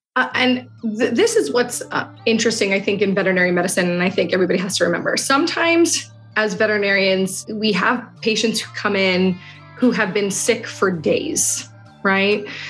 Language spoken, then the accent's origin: English; New York City, New York, United States; I grew up in Queens, New York, a melting pot